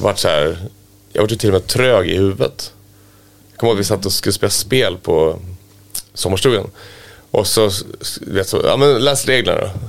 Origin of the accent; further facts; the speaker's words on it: Västerås, Västmanland, Sweden; jag var från Västerås då, att, eh, och min farsa jobbar på A B B